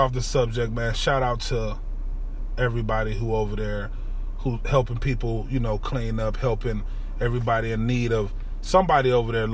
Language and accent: English; Cleveland, Ohio, United States; I'm from Cleveland